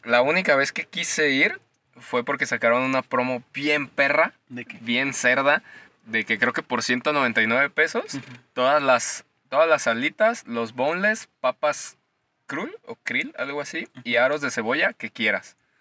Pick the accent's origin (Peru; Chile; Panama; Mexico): Mexico; Como buen mexicano